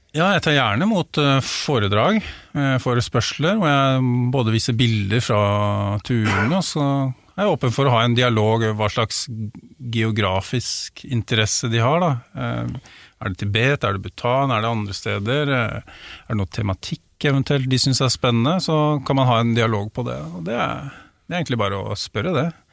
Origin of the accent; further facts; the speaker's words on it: Drammen, Buskerud, Norway; der jeg er oppvokst